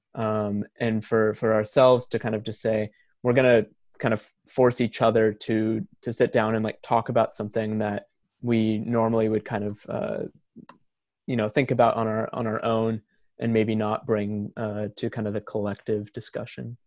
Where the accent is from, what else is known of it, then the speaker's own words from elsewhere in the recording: Portland, Oregon, United States; I am from Portland, Oregon, and I am currently living there.